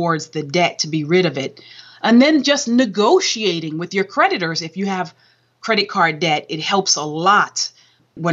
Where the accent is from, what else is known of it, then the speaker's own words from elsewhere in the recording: Southern California, United States; I was raised in Southern Cal